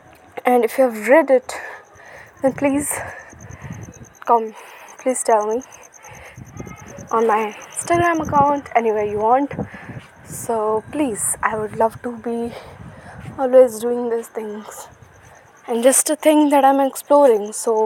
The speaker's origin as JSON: {"language": "English", "country": "India", "said": "I'm from India."}